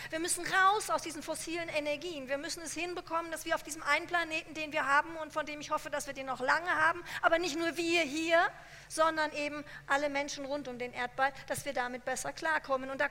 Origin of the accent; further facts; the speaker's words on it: Hesse, Germany; Ich bin in Hessen aufgewachsen.